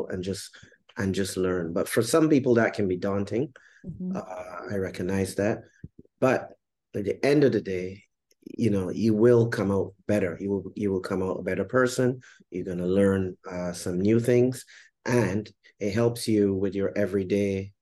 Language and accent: English; Barbados; moved away as an adult; also born or lived in Jamaica; now in Grenada; I'm originally from Barbados